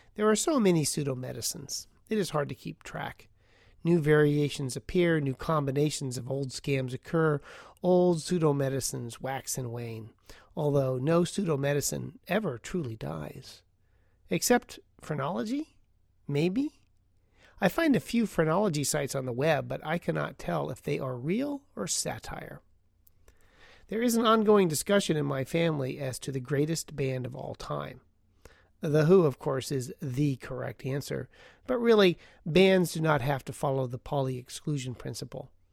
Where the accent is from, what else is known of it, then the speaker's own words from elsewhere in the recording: Portland, Oregon, United States; Portland, Oregon, my hometown